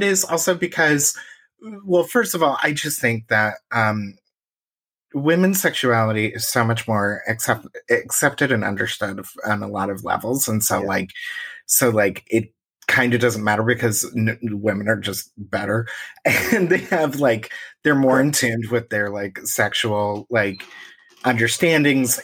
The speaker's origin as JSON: {"language": "English", "region": "Indiana", "country": "United States", "said": "I'm from Indiana"}